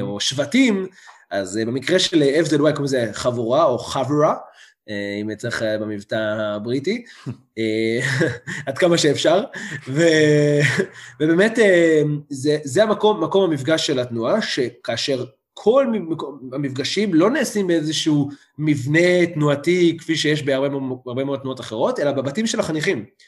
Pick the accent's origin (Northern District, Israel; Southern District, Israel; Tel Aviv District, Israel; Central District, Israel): Southern District, Israel; Beit Ezra; also born or lived in Manchester, United Kingdom / London, United Kingdom; אני במקור ממושב בית עזרא, נמצא לא רחוק מאשדוד, מושבניק, באמת כל החיים גדלתי במושב